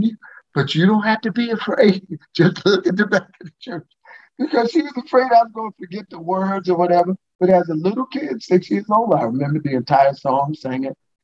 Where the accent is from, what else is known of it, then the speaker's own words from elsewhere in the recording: New York City, New York, United States; moved away; I grew up in the Church of God in Christ in Brooklyn, New York